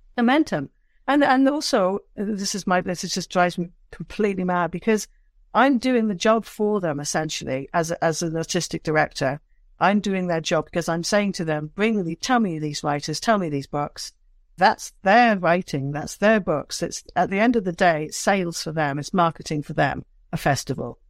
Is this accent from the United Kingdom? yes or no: yes; Downderry, South West England, United Kingdom; moved away; growing up in Cornwall as a, you know as a young person